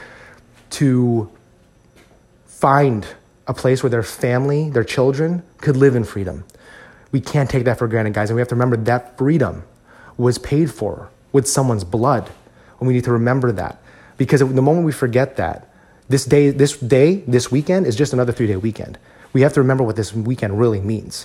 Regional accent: United States; as Filipino Americans, I think it's very easy for us, especially for those of us who were born and raised in this country

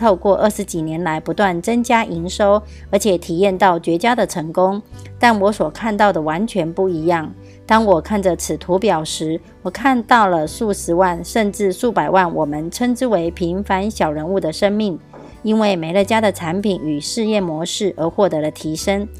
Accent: Miaoli County, Taiwan

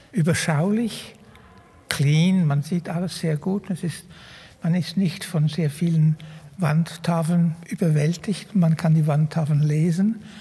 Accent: Zug, Switzerland; als Zuger, ich wusste, dass da sehr viele schöne Sachen in der Kammsammlung sind

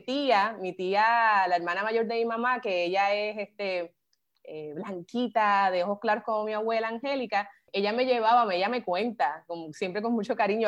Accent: Carolina, Puerto Rico; moved away as an adult; also born or lived in San Juan, Puerto Rico / Madrid, Spain / New York, United States; yo soy una gigante de Carolina. Em, bien orgullosa de haberme criado eh, allí en Carolina, me crié en Villa Fontana

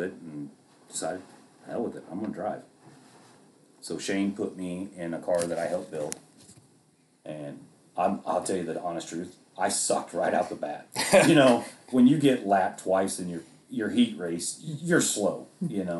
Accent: Arkansas, United States; growing up in Arkansas

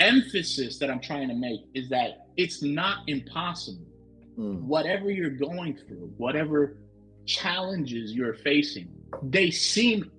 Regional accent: Hollywood, Florida, United States; moved away as an adult; also born or lived in Washington, D.C.; now in Kansas, United States; I was born in Hollywood, Florida

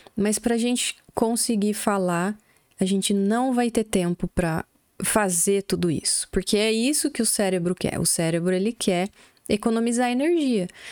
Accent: Brazil; first language Portuguese; Já morando do Brasil, nós somos brasileiros

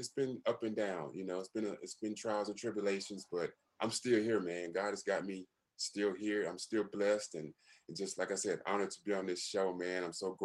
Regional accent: Monroe, Louisiana, United States; moved away as an adult; also born or lived in Massachusetts / Maine / London, England; I'm born and raised in Monroe, Louisiana, very small country town.

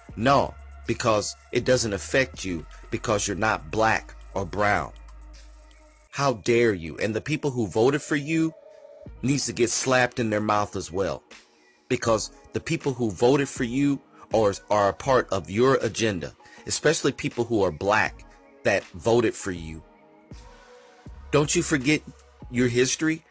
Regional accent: United States; I myself, as an American, comes from a country who is racist

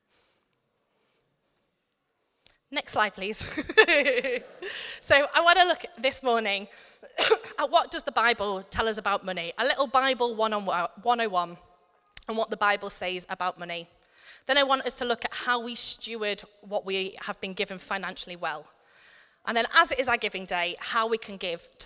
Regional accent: United Kingdom; us as British people

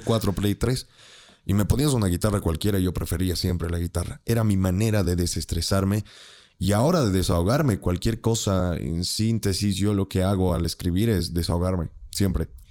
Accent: Bolivia; somos bolivianos

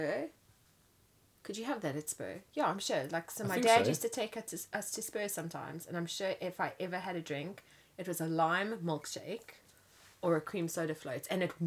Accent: Johannesburg, Gauteng, South Africa; now in England; So when I grew up in Kensington

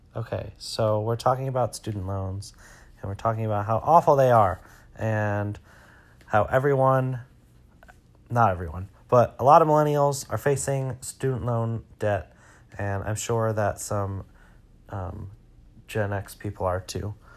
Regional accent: Detroit, Michigan, United States; I grew up in Metro Detroit

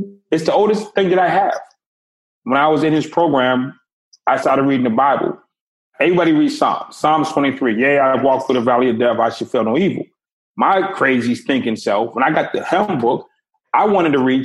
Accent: Boston, Massachusetts, United States; I grew up in Boston. It was extremely segregated.

